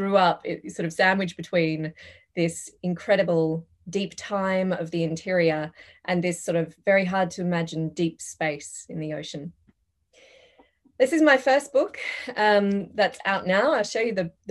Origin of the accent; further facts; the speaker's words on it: Perth, Western Australia, Australia; also born or lived in London; I grew up in Perth, which is famously the world's most isolated